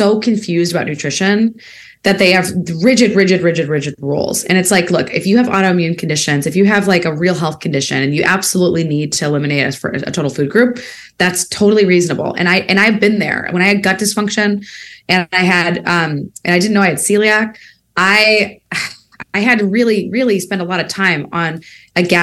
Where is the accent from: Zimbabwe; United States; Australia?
United States; Peoria, Illinois; moved away as an adult; also born or lived in Bay Area, California; I spent time in Peoria, Illinois, my hometown